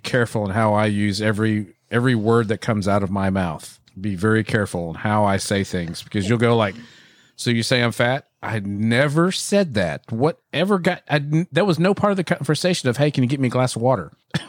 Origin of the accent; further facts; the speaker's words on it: Irving, Texas, United States; Well, I'm North Central Texas because I was born in Irving